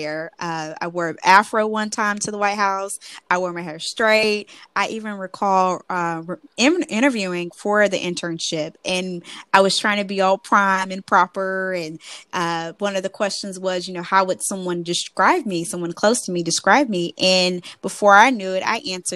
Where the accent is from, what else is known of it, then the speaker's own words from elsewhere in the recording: Mississippi, United States; I was from the Mid-South area, Mississippi